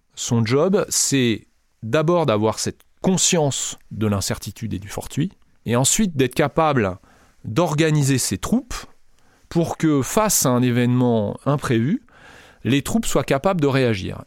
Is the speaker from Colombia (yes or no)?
no; France; nous en France